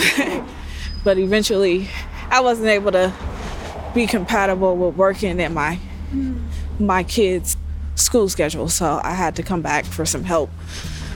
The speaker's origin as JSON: {"language": "English", "town": "San Francisco", "region": "California", "country": "United States", "tie": "born or raised there", "also_born_or_lived": "Sacramento", "said": "I grew up here in this building here. That's my childhood home."}